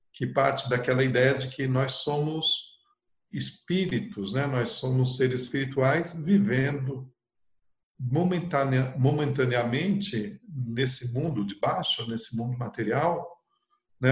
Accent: São Paulo, Brazil; Eu nasci em sessenta e quatro em São Paulo e na periferia de São Paulo

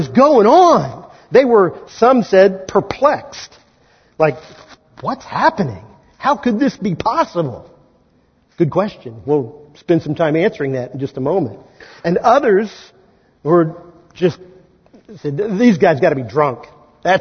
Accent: Kansas, United States; accent: Kansan; my native tongue, Kansan

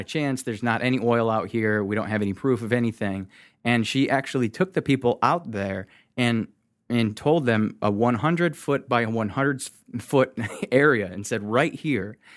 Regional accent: Michigan, United States; I'm from Michigan.

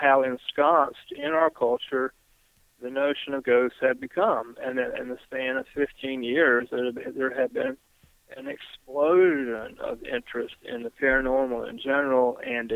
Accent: Greensboro, North Carolina, United States; here in my hometown of Greensboro, North Carolina

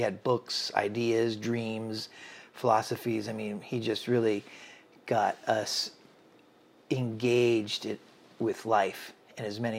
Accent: Washington, United States; also born or lived in Maine / California; I grew up all over the country, Jim. I was born in Maine. We moved to California. My parents got divorced. I was raised in Central Washington State with my mother during the school year.

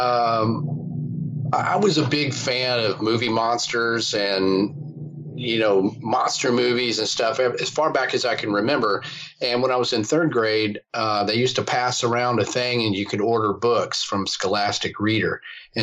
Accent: Fort Worth, Texas, United States; I grew up, I was born in Fort Worth, Texas, been a Texan all my life

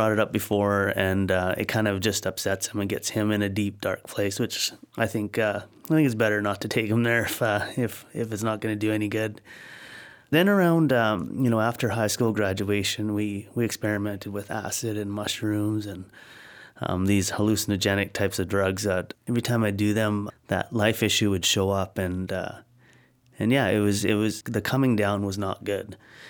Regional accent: Cranbrook, British Columbia, Canada; also born or lived in Blairmore; now in Abbotsford, Canada; so we grew up in Blairmore and Cranbrook, and then arrived in Abbotsford in 85.

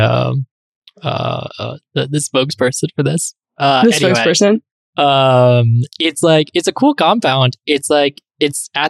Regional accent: East Bay, Bay Area, California, United States; moved away as an adult; now in Miami, United States; I grew up in the Bay Area in the East Bay

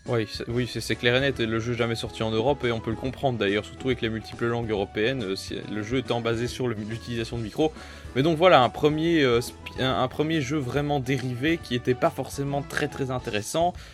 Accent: Belgium; je suis belge

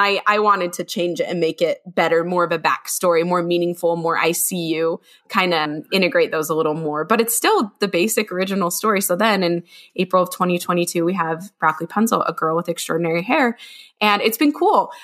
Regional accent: Utah, United States; I'm from Little Utah

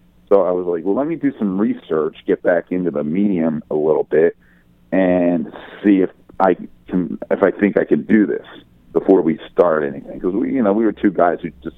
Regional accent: Philadelphia, Pennsylvania, United States; moved away as an adult; also born or lived in Los Angeles; I'm from Philadelphia originally. I'm from the East Coast

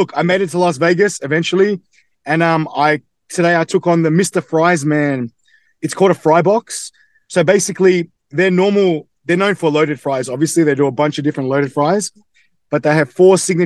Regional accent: Australia; accent: Australian; I'm born and bred in Australia, but my mother is from Croatia and my dad's from England.

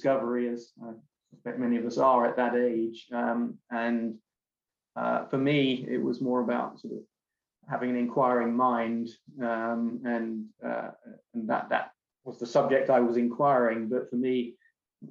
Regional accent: London, United Kingdom; moved away as an adult; also born or lived in Bristol; now in California, United States; I'm born and bred in London

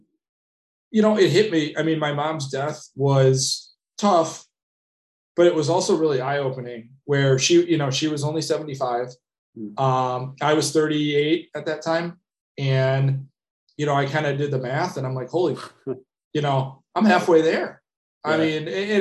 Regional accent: Madison, Wisconsin, United States; also born or lived in San Francisco; now in Minneapolis, United States; I grew up in Madison, Wisconsin.

